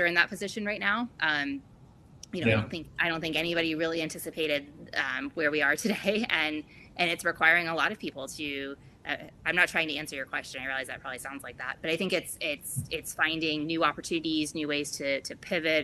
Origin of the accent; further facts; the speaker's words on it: East Coast, United States; now in Florida, United States; I grew up on the East Coast